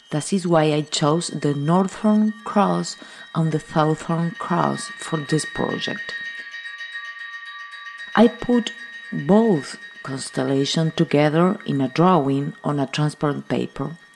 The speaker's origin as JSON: {"language": "English", "area": "near Montevideo", "region": "San José", "country": "Uruguay", "tie": "born or raised there", "moved": "yes", "lives_now": "Montevideo, Uruguay", "said": "I live in Montevideo, Uruguay, but I was born in San Jose, near Montevideo, in a small town next to a large forest on the coast of the Rio de la Plata."}